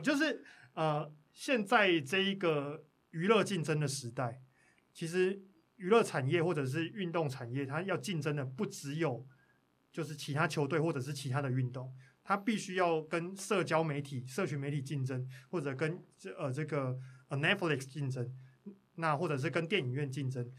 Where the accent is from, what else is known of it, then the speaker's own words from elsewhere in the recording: Pingtung County, Taiwan; 我是屏东人